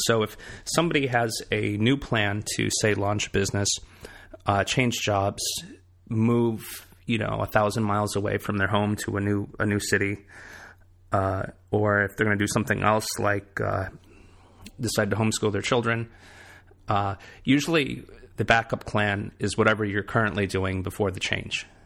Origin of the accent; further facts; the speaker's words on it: Michigan, United States; moved away as an adult; also born or lived in Boston; now in South Carolina, United States; from my hometown in Michigan